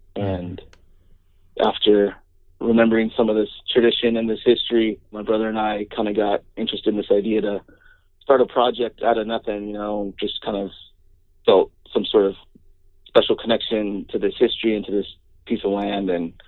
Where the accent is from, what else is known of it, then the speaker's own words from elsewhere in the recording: Orange County, Southern California, United States; my brother and I grew up down south in Orange County outside L.A., Southern California. But we'd spend summers and, you know, holidays traveling up to the orchard to go visit family in Sebastopol.